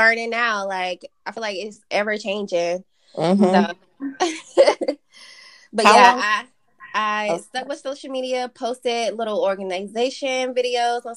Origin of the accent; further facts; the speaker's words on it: North Carolina, United States; I am a North Carolinian. I was raised in North Carolina. Now living in Charlotte